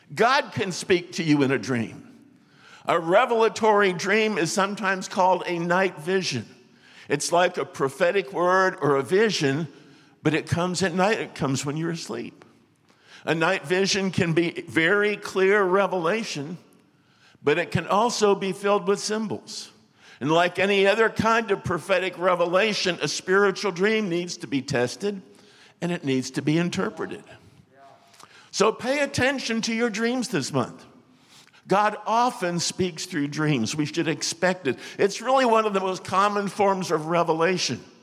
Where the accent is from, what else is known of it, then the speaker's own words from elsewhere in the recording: Florida, United States; moved away; I was from Florida